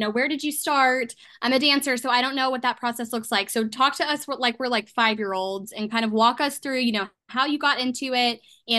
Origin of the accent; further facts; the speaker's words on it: Texas, United States; I'm from Texas and I do pageants